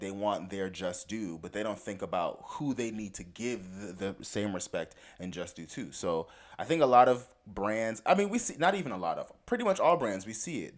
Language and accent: English; South Florida, United States; I grew up in South Florida